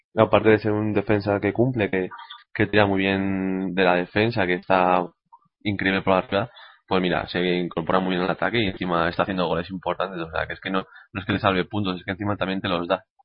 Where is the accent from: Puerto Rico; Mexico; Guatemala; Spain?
Spain; como español